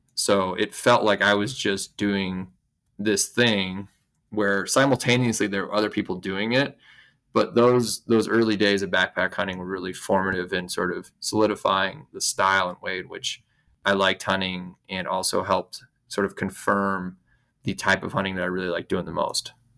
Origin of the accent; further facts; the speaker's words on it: Idaho, United States; I grew up here in Idaho, where I'm still based